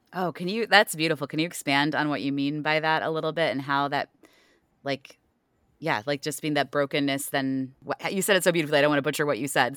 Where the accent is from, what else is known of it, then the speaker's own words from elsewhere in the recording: Ohio, United States; moved away; I'm also originally from the Midwest, well, Ohio